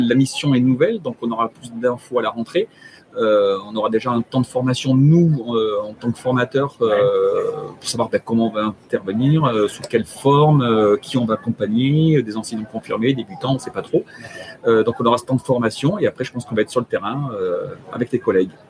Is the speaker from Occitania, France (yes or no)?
no; Haute-Savoie, Auvergne-Rhône-Alpes, France; euh, je viens de la Haute-Savoie